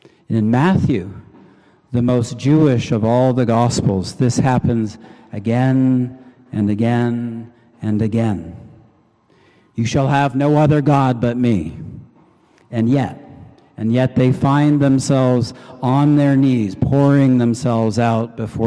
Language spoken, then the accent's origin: English; Canada; I'm Canadian.